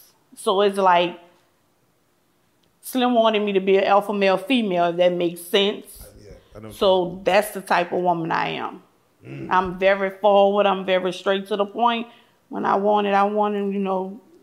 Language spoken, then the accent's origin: English; New Orleans, Louisiana, United States; Growing up in the Magnolia Project, everybody was family.